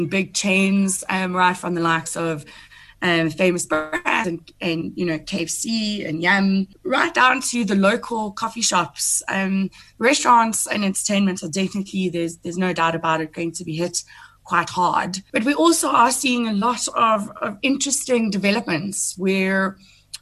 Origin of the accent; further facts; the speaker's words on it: Welkom, Free State, South Africa; I'm a small town girl, because I come from Welkom in the Free State